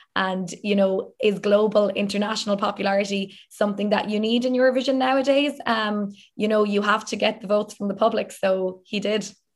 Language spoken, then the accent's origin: English; Ireland